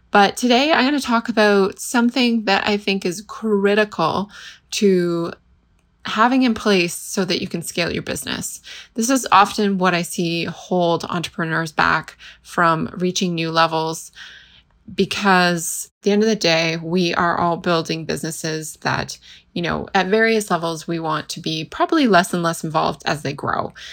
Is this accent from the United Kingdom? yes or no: no; Canada; I'm from Canada